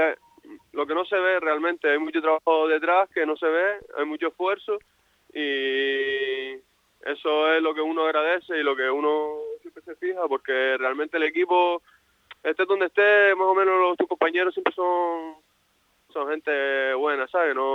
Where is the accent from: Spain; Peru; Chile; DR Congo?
Spain; La Palma, Canary Islands; Yo vine de La Palma aquí para jugar en el Sotavento